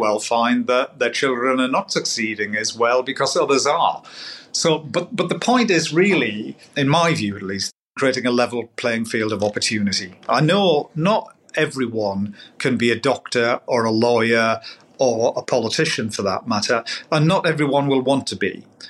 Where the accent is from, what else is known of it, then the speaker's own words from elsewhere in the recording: North East England, United Kingdom; I'm a Geordie, but my friends in Geordie land say that I'm the poshest Geordie that they know.